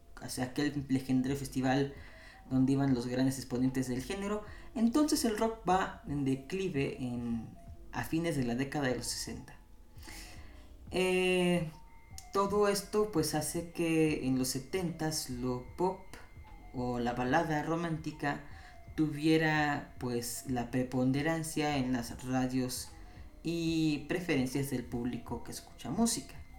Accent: Mexico City, Mexico; la tierra donde yo nací, la Ciudad de México

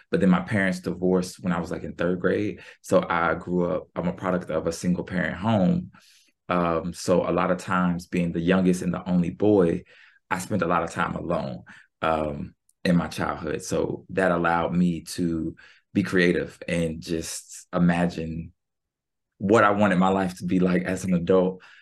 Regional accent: Norfolk, Virginia, United States; moved away; also born or lived in Philadelphia; I grew up in Norfolk, Virginia

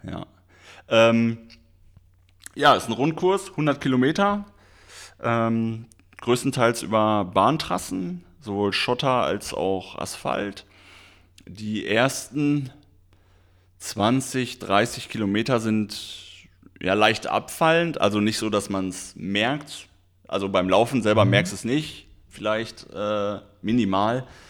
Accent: Schermbeck, North Rhine-Westphalia, Germany; moved away; also born or lived in Bochum; ich komme ursprünglich aus Schermeck

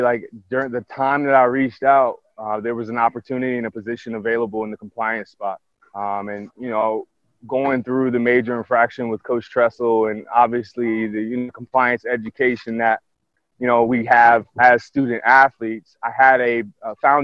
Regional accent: Columbus, Ohio, United States; I'm from born and raised in Columbus, Pickerington Central High School

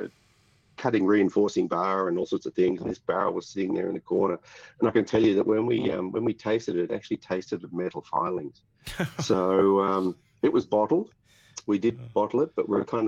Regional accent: Ringwood, Victoria, Australia; also born or lived in United States; I'm a Yarra Valley boy. I'm born and bred in Ringwood, which is sort of the toe of the Yarra Valley.

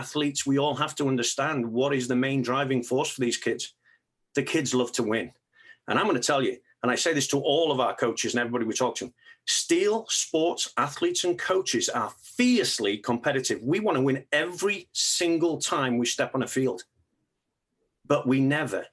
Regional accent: England, United Kingdom; moved away; I grew up in England

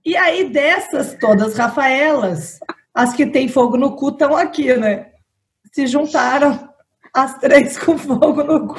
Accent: São Paulo, Brazil; now in Vitória, Brazil; sou paulistana, mas moro em Vitória

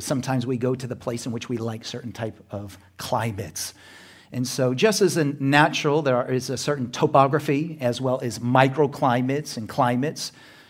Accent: Chicago, Illinois, United States; moved away; also born or lived in Phoenix, Arizona / Orange County, California; I was born in Chicago, but I don't like cold weather.

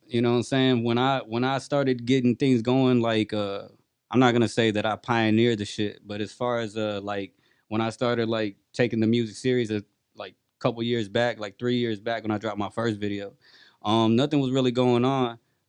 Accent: Rosenberg, Texas, United States; I'm from Rosenberg, Texas. Straight up, I'm from Rosenberg in Richmond, Texas

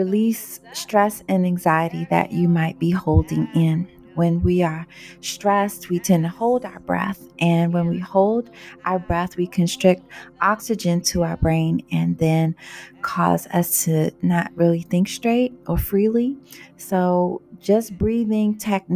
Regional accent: Washington, District of Columbia, United States; now in Maryland, United States; I was born in Washington, D.C. I live in Maryland now

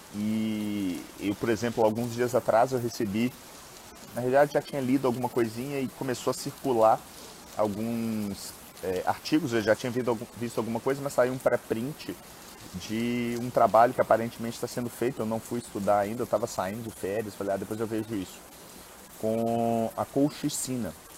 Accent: Minas Gerais, Brazil; eu sou mineiro

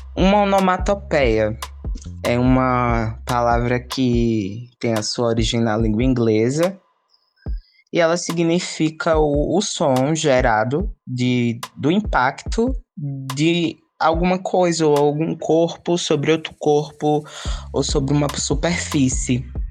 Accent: Garanhuns, Pernambuco, Brazil; also born or lived in Ibura, Recife; now in Recife, Brazil; sou natural de Garanhuns

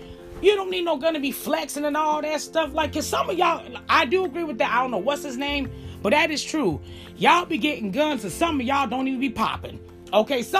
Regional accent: Chicago, Illinois, United States; I grew up in Chicago

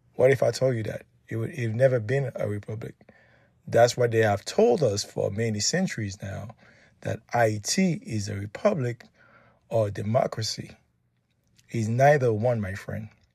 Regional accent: Haiti; I'm Haitian

